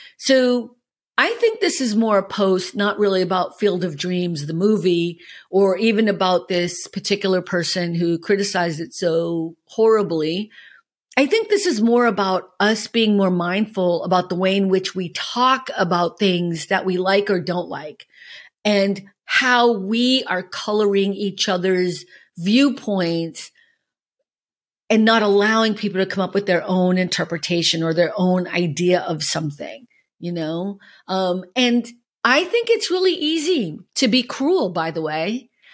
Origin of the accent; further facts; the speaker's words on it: Boston, Massachusetts, United States; now in Los Angeles, United States; I'm from Boston